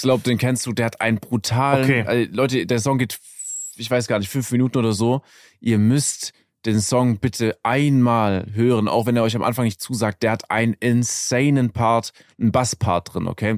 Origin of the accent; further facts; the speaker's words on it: Germany; als Deutscher